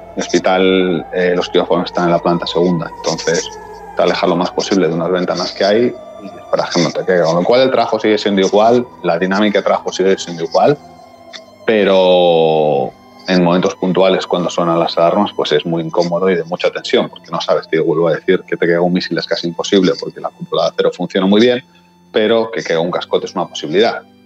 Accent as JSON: {"language": "Spanish", "country": "Spain", "moved": "as an adult", "lives_now": "Tel Aviv, Israel", "said": "siendo españoles"}